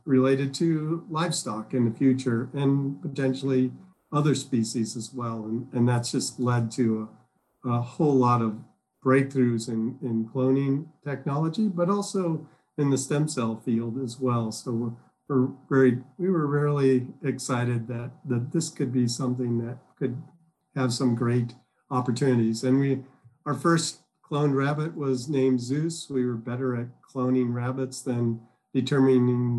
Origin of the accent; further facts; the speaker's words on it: Midwest, United States; moved away as an adult; also born or lived in Illinois / Massachusetts; now in Georgia, United States; I grew up in the Midwest